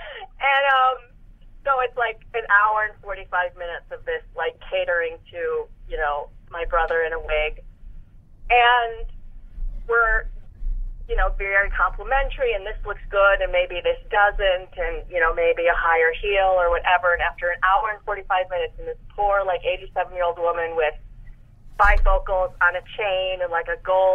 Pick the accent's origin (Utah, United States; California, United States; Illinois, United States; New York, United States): Illinois, United States; Chicago